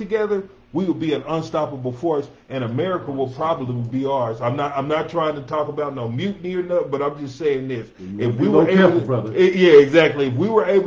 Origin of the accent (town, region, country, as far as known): Denver, Colorado, United States; born or raised there